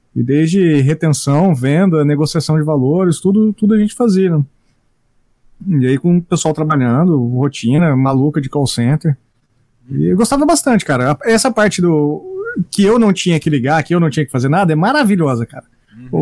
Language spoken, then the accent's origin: Portuguese; Maringá, Paraná, Brazil; Eu cresci nessa cidade, Maringá, no Paraná